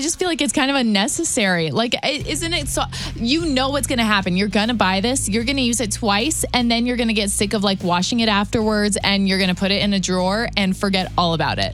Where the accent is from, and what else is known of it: Waterloo, Illinois, United States; born or raised there; also born or lived in South County